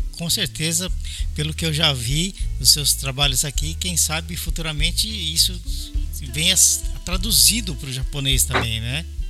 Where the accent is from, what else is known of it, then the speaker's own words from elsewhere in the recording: São Paulo, Brazil; moved away as an adult; also born or lived in Belo Horizonte; now in Japan; eu sou de São Paulo, mas eu estava morando em Belo Horizonte